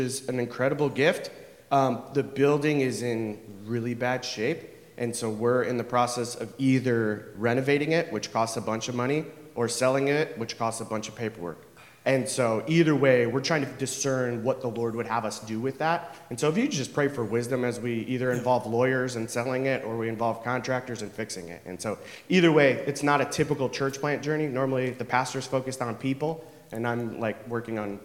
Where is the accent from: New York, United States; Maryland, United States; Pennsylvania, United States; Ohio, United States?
Ohio, United States; Cleveland; moved away as an adult; now in Columbus, United States; our hometown is the west side of Cleveland